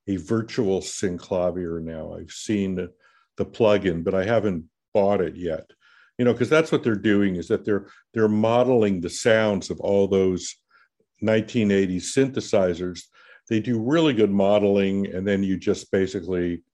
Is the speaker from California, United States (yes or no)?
yes; Los Angeles, California, United States; growing up in Los Angeles. So I was born here. My father was born here. I'm one of the few natives